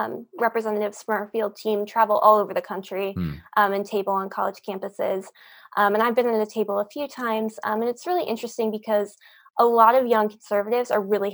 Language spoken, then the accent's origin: English; Pennsylvania, United States; I'm from Pennsylvania